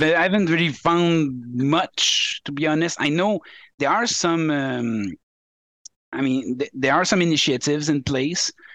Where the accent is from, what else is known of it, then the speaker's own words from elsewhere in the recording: Quebec, Canada; English is a second language; I'm I'm from Quebec